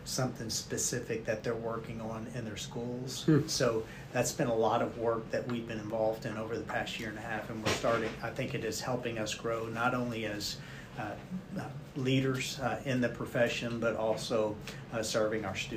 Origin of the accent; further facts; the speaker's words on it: Jessamine County, Kentucky, United States; I grew up here in Jessamine County and I guess grew old here in Jessamine County too